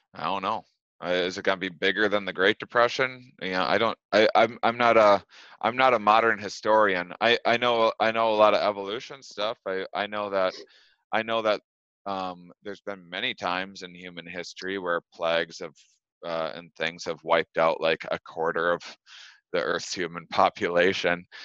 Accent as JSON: {"language": "English", "region": "Wisconsin", "country": "United States", "tie": "born or raised there", "also_born_or_lived": "Los Angeles", "moved": "as an adult", "said": "Wisconsin, my hometown, and I'm recording this from my childhood bedroom right now"}